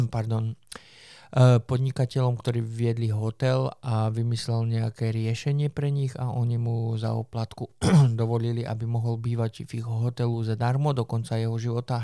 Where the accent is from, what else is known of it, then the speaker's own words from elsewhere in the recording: Slovakia; som zo Slovenska